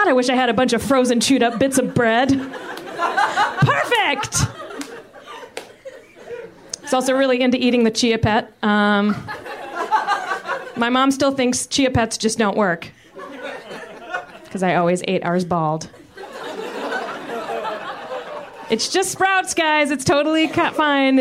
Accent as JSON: {"language": "English", "town": "Richmond", "region": "Virginia", "country": "United States", "said": "I'm from Richmond, Virginia"}